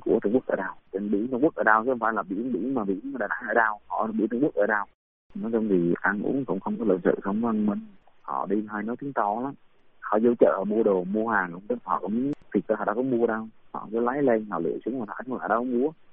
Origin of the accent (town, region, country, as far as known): Vietnam